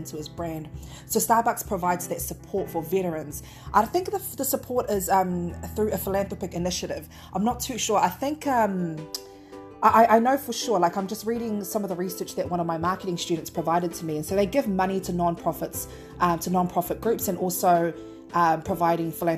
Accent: Auckland, New Zealand; I'm from South Auckland

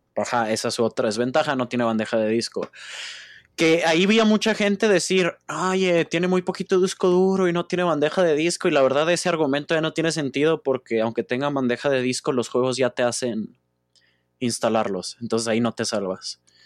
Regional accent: Mexico; los tres somos de México

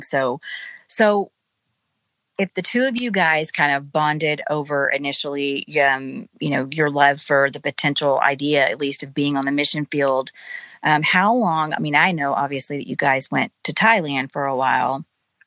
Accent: Duncanville, Texas, United States; I grew up in Duncanville

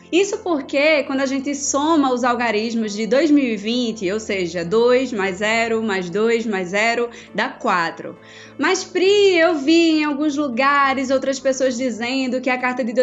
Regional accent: Recife, Pernambuco, Brazil; Eu sou de Recife, vocês sabem, então eu curto muito carnaval

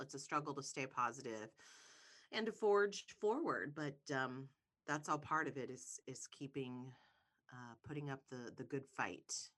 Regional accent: Ohio, United States; I'm from Ohio.

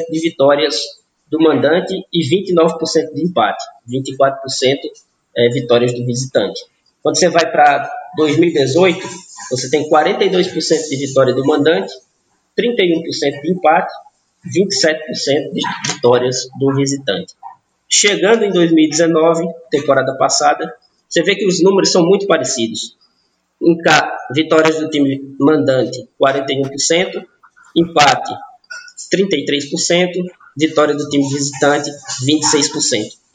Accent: Northeast Region, Brazil; Nós que somos nordestinos, né, em geral, as equipes nordestinas fazem uma festa muito bacana dentro dos estádios

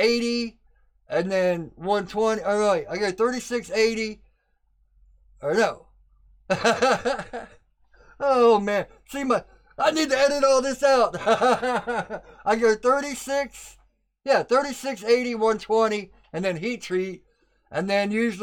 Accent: United States; I'm an American and we're just stubborn people.

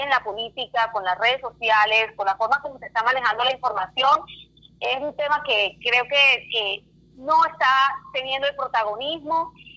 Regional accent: Barranquilla, Atlántico, Colombia; soy eh, barranquillera

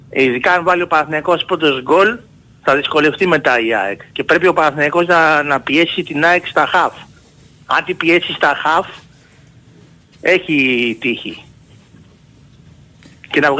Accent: Ymittos, Attica, Greece; από τον Ημιτό, τι κάνουμε.

